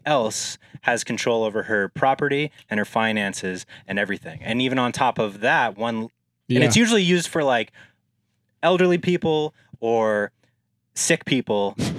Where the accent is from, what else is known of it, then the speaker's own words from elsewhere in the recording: United States; I'm American, man.